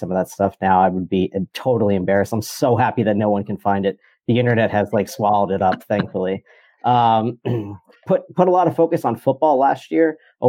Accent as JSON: {"language": "English", "town": "New York City", "region": "New York", "country": "United States", "tie": "born or raised there", "said": "Born and raised in New York"}